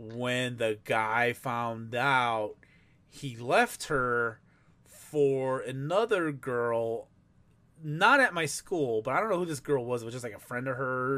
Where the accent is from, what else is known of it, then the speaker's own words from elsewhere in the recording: Chicago, Illinois, United States; I'm from Chicago.